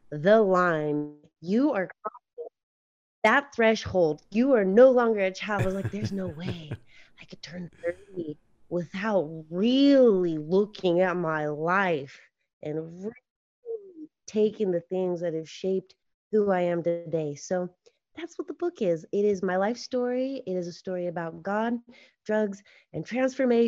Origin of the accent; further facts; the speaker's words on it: Utah, United States; moved away as an adult; now in Los Angeles, United States; I was born in Los Angeles. At the age of 8, my family moved to Utah. I was raised in Utah for 20 years.